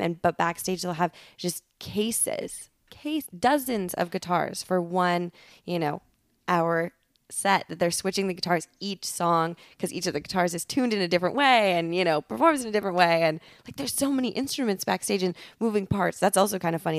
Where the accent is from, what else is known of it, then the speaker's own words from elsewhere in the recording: Altoona, Wisconsin, United States; moved away as an adult; also born or lived in Madison, Wisconsin; now in Los Angeles, United States; grew up in Altoona